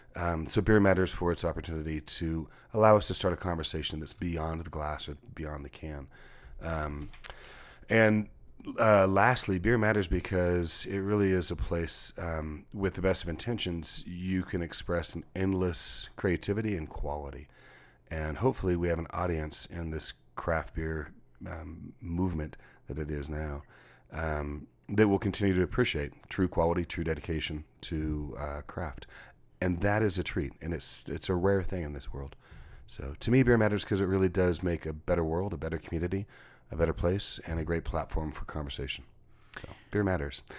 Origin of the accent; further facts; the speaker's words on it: Texas, United States; now in Seattle, United States; a Texan coming from a rural background, um, one generation off the farm